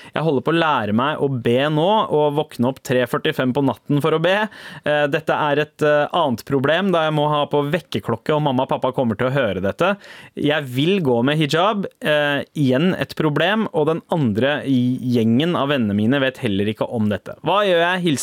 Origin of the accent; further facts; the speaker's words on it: Norway; also born or lived in Sweden; Jeg er fra Norge og Sverige, og er oppvokst i en familie full av ateister, samt noen halvkristne.